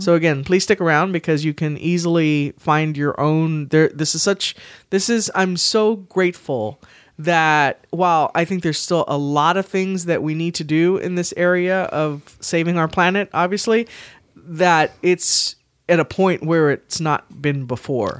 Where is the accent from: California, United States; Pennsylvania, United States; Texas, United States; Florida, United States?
Texas, United States; San Antonio; I was born and raised here in San Antonio, Texas